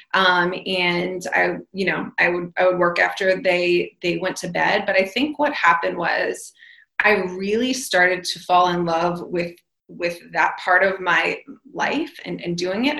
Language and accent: English; New York, United States; I am from New York